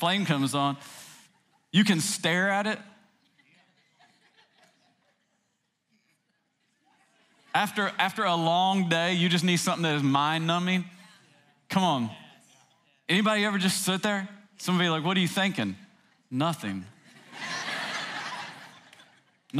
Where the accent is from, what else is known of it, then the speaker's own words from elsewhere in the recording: Tennessee, United States; I grew up in Tennessee